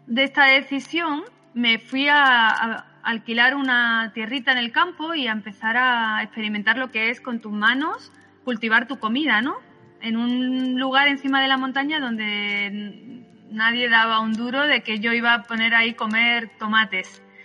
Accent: Málaga, Andalusia, Spain; yo nací en Málaga

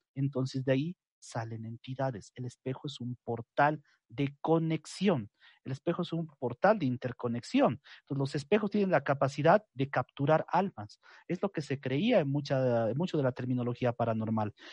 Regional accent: Bolivia; lo que conocemos en mi país como la Pachamama

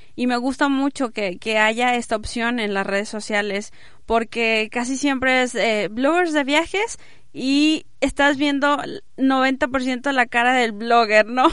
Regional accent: Mexico; also born or lived in Monterrey; Como mexicanos

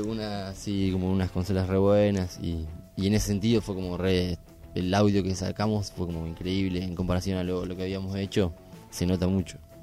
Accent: San Pedro, Buenos Aires Province, Argentina; como somos de San Pedro

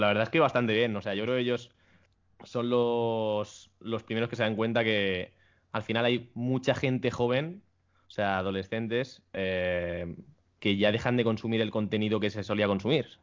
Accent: Barcelona, Catalonia, Spain; now in Madrid, Spain; Nací en Barcelona

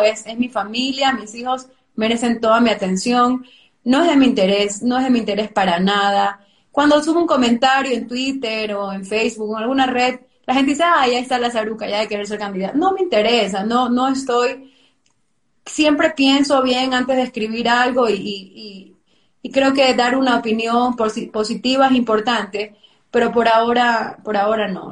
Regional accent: Ecuador; como ecuatorianos

